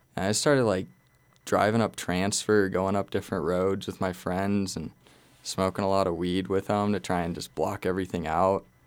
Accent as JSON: {"language": "English", "town": "Glenwood Springs", "region": "Colorado", "country": "United States", "tie": "born or raised there", "said": "I was born and raised in Glenwood Springs"}